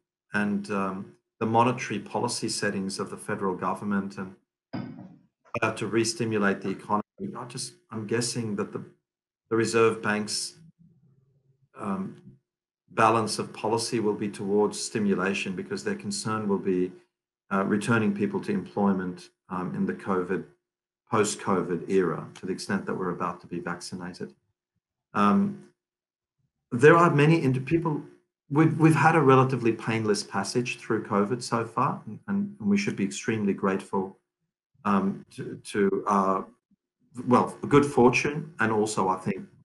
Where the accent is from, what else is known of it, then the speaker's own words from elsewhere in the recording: Lebanon; we're Lebanese family. I was born in Lebanon.